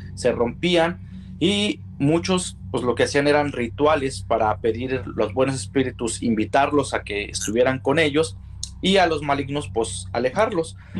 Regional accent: Mexico; para nosotros como mexicanos que tenemos la fiesta del Día de Todos los Santos

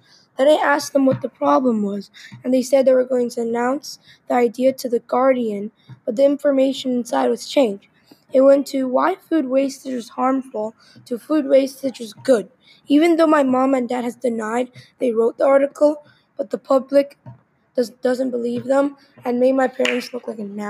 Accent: Australia; Later that evening, I saw an article on how Australia, my home country, had the most food wastage in the world.

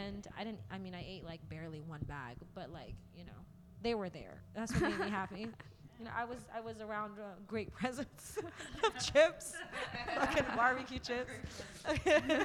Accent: East Coast, United States; moved away; I'm from the East Coast

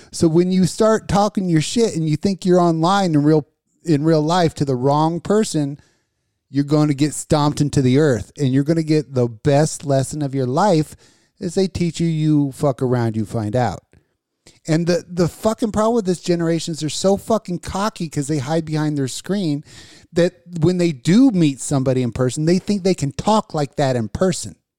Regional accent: Las Vegas, Nevada, United States; I grew up in Vegas

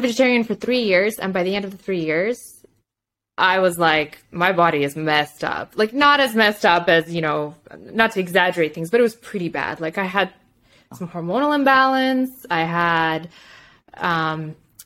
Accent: Moldova; English is a second language; now in Canada; I went back home. So I'm from Moldova

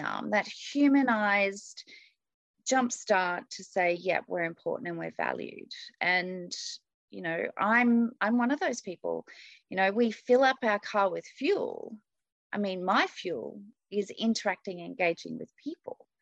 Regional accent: Australia; I'm from Australia.

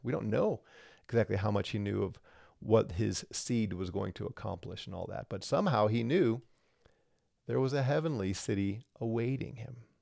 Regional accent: Colorado, United States; I'm from Colorado, right? I'm in Colorado

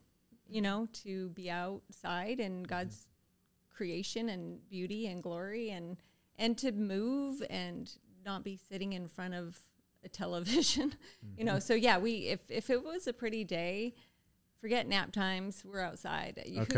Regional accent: Canada; I think being Canadian without cable might have been a lot like being Amish.

